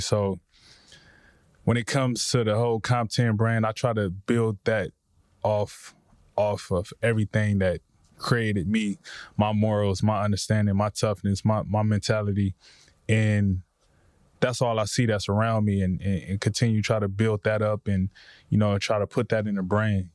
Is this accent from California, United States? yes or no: yes; Compton, California, United States; the way I grew up in Compton